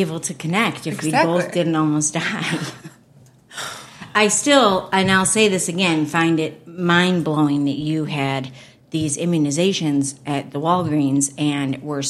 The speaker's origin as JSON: {"language": "English", "region": "Michigan", "country": "United States", "said": "we're from Michigan, so we say up north whenever we go an hour north."}